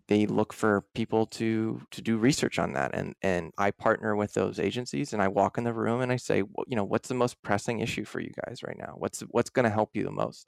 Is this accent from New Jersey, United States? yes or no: no; outside of Philadelphia, Pennsylvania, United States; moved away as an adult; also born or lived in Vermont / Washington; I grew up outside of Philadelphia, pretty urban en-, environment